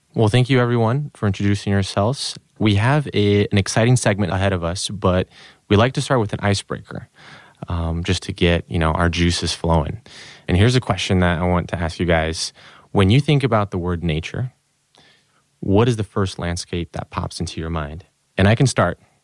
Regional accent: Brazil; moved away; I'm from Brazil, born and raised, but kinda moved all over the place.

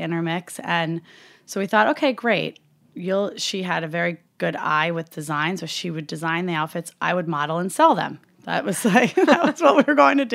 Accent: Upper Hudson Valley, upstate New York, United States; I grew up in upstate New York

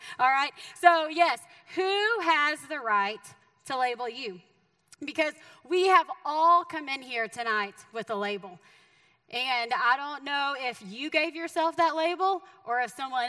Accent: Texas, United States; moved away as an adult; now in Missouri, United States; by the way that I talk, I am from the great state of Texas, right? And so I am a Texan. You can take me out of Texas, but you can't take the Texas out of me

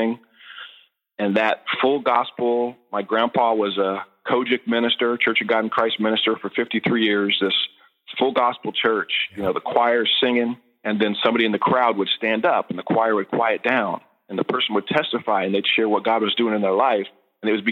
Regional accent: Redding, California, United States; moved away as an adult; now in Texas, United States; born and raised in Redding, California

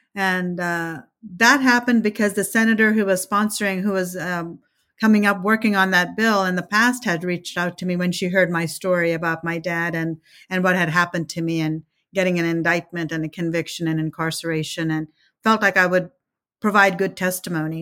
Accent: Ohio, United States; first language Telugu; English is a second language; also born or lived in India; now in Kansas, United States; I came to the United States in nineteen seventy-three, uh, when I was eight years old, and, uh, we lived mostly in Ohio.

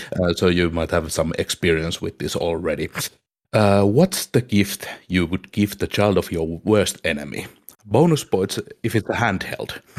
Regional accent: Finland

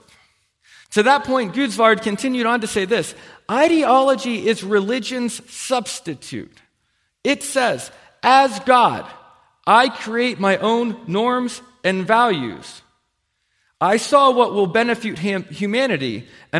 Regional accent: United States; As an American

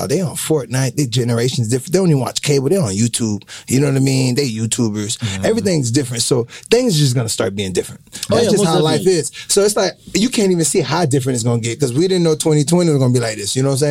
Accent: Fort Lauderdale, Florida, United States; I came from Fort Lauderdale High School.

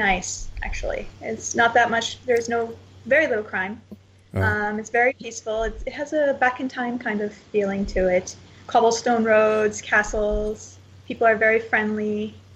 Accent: Canada; now in Portugal; I'm still Canadian.

